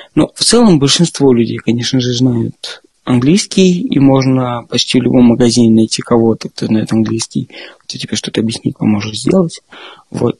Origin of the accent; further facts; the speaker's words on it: Moscow, Russia; moved away as an adult; now in Berlin, Germany; Я из Москвы. Я там родился и всю жизнь жил до этого